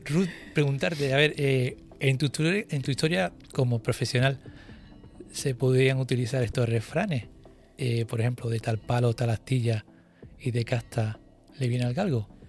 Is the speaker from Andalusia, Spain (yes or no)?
yes; Andalusia, Spain; now in Canary Islands, Spain; Yo decirte que soy andaluz, llevo desde el 95 aquí